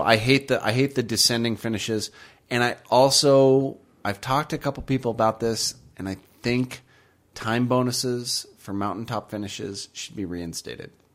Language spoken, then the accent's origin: English; United States; I'm from America